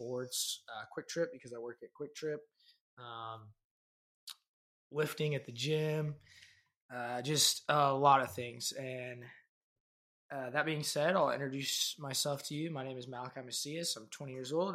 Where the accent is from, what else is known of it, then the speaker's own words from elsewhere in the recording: Wellington, Kansas, United States; my hometown, Wellington, Kansas.